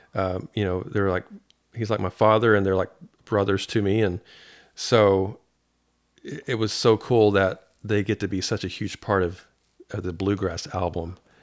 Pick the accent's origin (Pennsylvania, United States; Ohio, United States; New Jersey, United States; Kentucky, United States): Kentucky, United States; Paducah; I'm from Paducah.